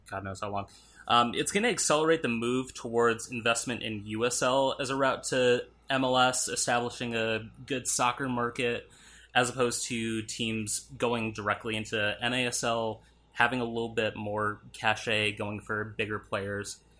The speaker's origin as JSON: {"language": "English", "region": "Minnesota", "country": "United States", "also_born_or_lived": "Arizona", "moved": "as an adult", "said": "that was actually the same year I moved from Minnesota to Arizona"}